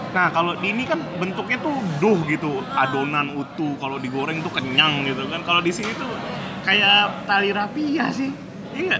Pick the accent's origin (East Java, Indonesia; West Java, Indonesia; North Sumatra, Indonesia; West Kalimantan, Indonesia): West Kalimantan, Indonesia; Pontianak; moved away; ibu aku rutin kalau aku pulang ke Pontianak pasti masak roti cane